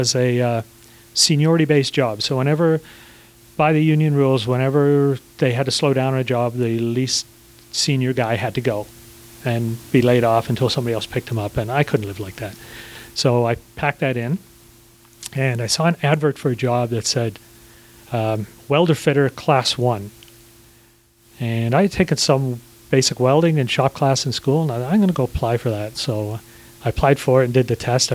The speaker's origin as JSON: {"language": "English", "town": "Toronto", "region": "Ontario", "country": "Canada", "tie": "born or raised there", "also_born_or_lived": "Swansea, Wales", "moved": "as an adult", "lives_now": "Georgia, United States", "said": "I could speak some Italian from my days growing up in Toronto."}